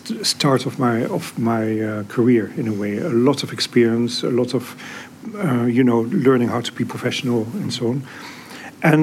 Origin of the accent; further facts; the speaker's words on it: Netherlands; I'm from the Netherlands